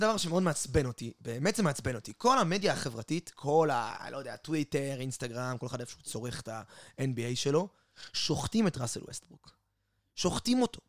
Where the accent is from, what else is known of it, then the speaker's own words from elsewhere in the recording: Israel; אנחנו בתור ישראלים